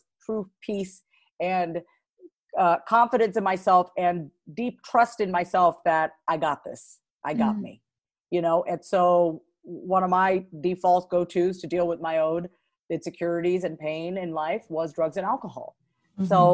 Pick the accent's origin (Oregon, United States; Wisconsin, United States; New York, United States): New York, United States; Long Island; I was born and raised on Long Island, New York